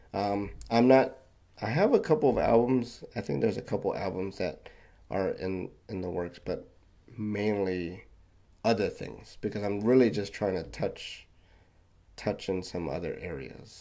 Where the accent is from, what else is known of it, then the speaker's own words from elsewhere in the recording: Philippines; I'm Filipino